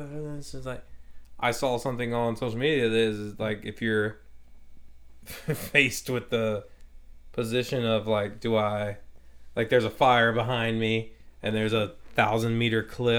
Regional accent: Louisiana, United States; we're white boys from Louisiana, dude.

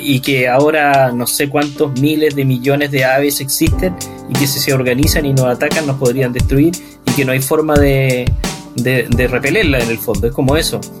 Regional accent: Iquique, Tarapacá, Chile; moved away; cuando yo vivía en Iquique, cuando era chico en Iquique

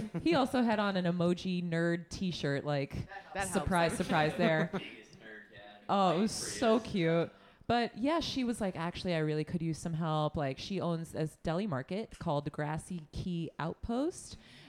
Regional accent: New York, United States; Like, guess what? We're from New York.

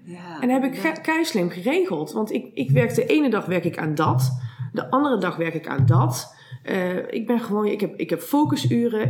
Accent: Eindhoven, North Brabant, Netherlands; ik kom afspannen uit Eindhoven en daar heb ik ook vastgoed en makelaardij gestudeerd.

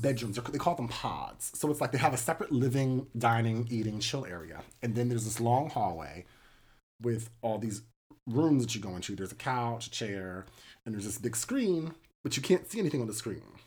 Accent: United States; as an American

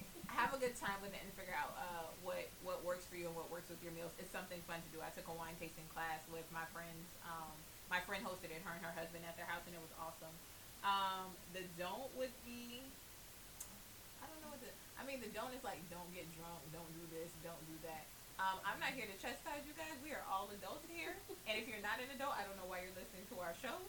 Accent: United States; me as an American

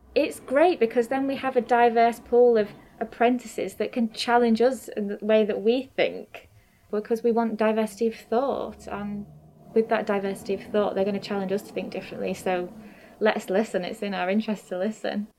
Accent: Grimsby, Yorkshire and the Humber, United Kingdom; born or raised there; also born or lived in Newcastle

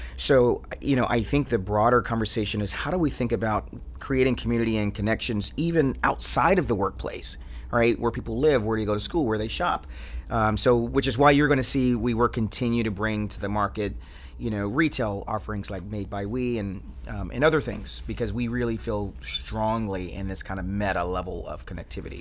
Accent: Atlanta, Georgia, United States; growing up in Atlanta

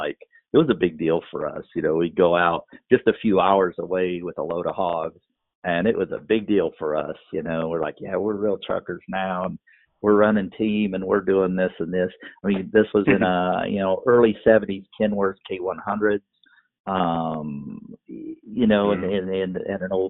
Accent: Macomb, Illinois, United States; now in Good Hope, United States; I live in Good Hope, but I grew up in Macomb

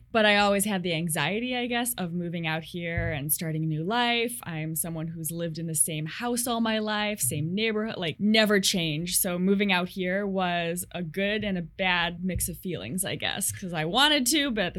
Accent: St. Charles, Illinois, United States; moved away as an adult; now in Seattle, United States; So I say Chicago to everyone, but it's actually a suburb. Unless you're from Chicago, you don't know the suburbs. So I come from a Chicago suburb.

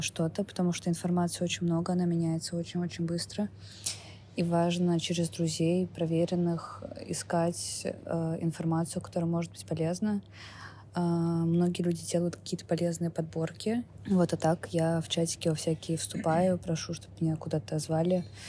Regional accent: Saint Petersburg, Russia; moved away as an adult; мне 27 лет, я из Петербурга

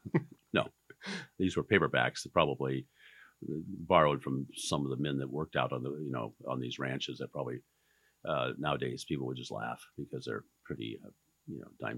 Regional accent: a ranch down near Nevada, Oregon, United States; also born or lived in Burns, Oregon; So the ranch we were raised on down near Nevada was a desert operation. A couple thousand head of cows and about 500,000 acres on which they ran.

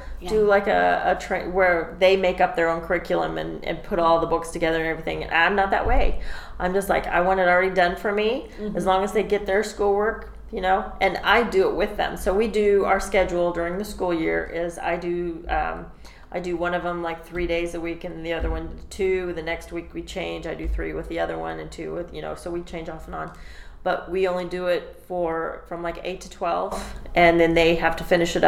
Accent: Branson, Missouri, United States; Where I come from, I'm from Branson.

